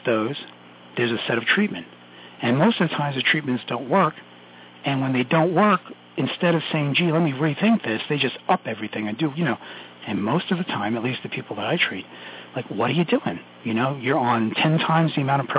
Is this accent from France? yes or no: no; New York City, New York, United States; accent: Brooklynese; I'm Sicilian from Brooklyn